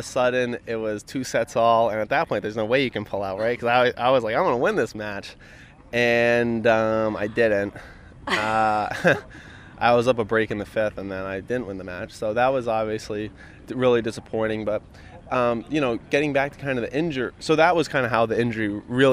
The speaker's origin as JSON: {"language": "English", "region": "Rhode Island", "country": "United States", "said": "fellow Rhode Islander"}